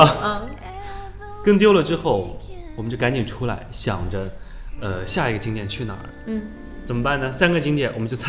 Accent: Huangshan, Anhui, China; also born or lived in Wuhu; 对，我是当地人。

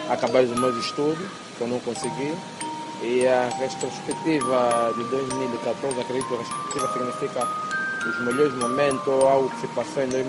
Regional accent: Luanda Province, Angola; sou angolano de 27 anos, sou da província de Luanda, sou solteiro, Vivo maritalmente com a minha esposa e meu filho.

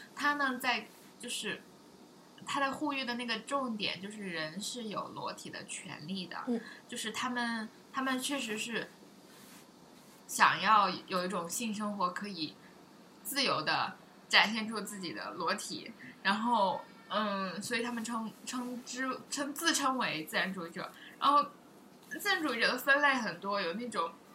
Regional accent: China; 我们中国人都以为外国人比中国人要开放

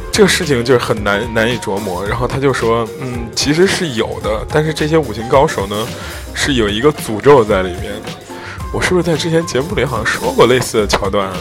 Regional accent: Zhengzhou, Henan, China; 我家乡这河南嵩山少林寺

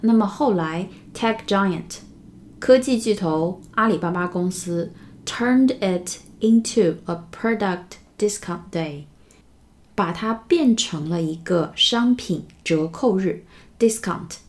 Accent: China; 我们中国人真的是无处不在

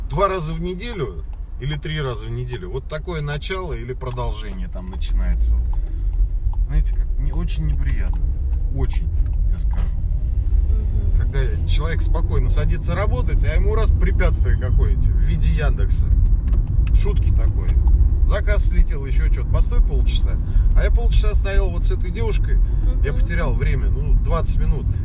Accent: Moscow, Russia; я вот родился и вырос в Москве, я знаю Москву.

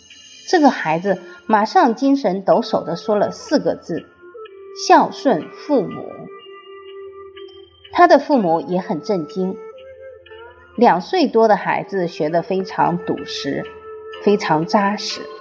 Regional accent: China; 我们中国人讲五福，其中有一福叫善终，也就是好死。

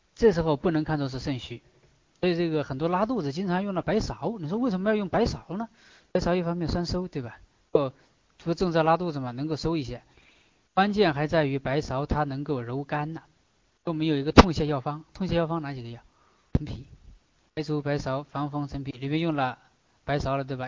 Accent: China; 我们中国人经常讲大智若愚

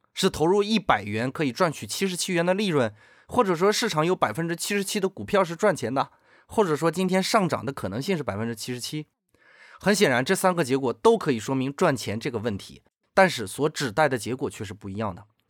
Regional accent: China; 我们中国人

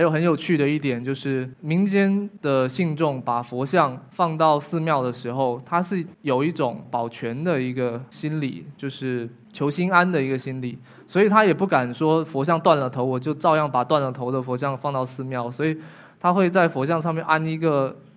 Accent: Fujian, China; 我们福建的

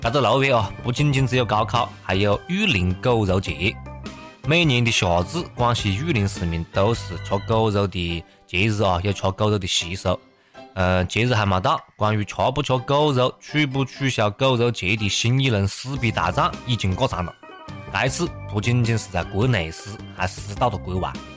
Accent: China; 我们中国人

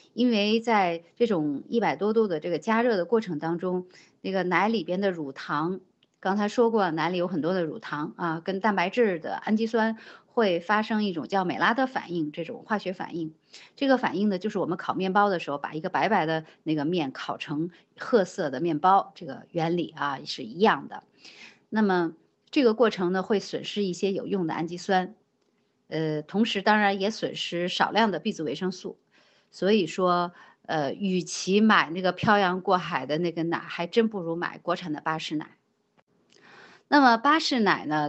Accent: China; 我们中国人

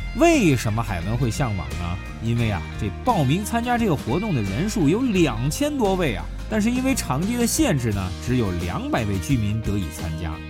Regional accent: China; 我们中国人

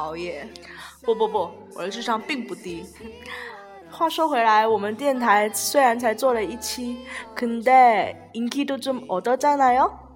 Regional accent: Guangzhou, Guangdong, China; 我是来自越狱的

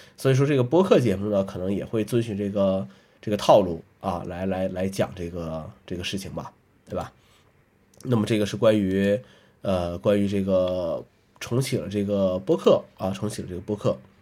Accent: northern China, China; moved away; 作为北方人，啊，这个 很多节日都是要，要吃饺子的

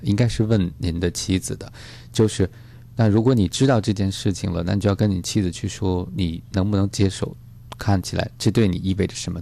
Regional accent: China; 我们中国人说

